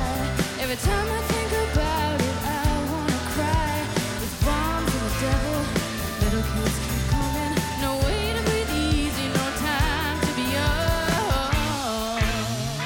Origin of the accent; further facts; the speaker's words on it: Lindsay, Ontario, Canada; Tyler and I, as you know, growing up in Lindsay, as young boys